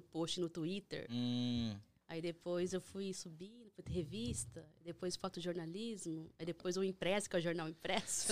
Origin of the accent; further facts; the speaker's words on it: Três Lagoas, Mato Grosso do Sul, Brazil; moved away as an adult; also born or lived in São Paulo; now in United States; Eu morava em São Paulo há 10 anos, mas eu sou de Mato Grosso do Sul, Três Lagoas